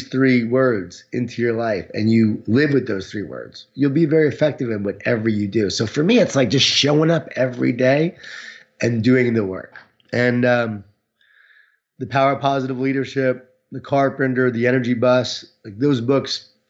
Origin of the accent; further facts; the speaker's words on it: Long Island, New York, United States; I was from Long Island